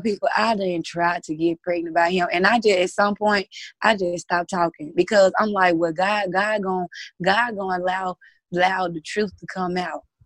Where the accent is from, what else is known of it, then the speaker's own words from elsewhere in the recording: Mississippi, United States; I am from Mississippi.